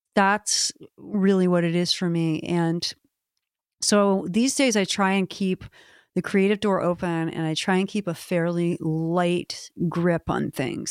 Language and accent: English; Maryland, United States; my home state